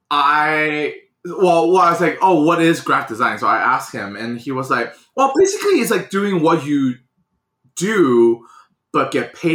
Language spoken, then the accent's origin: English; China; English is a second language; moved away as an adult; So first of all, I was born and raised in China. I was there for 18 years, um, and I moved to this country 12 years ago.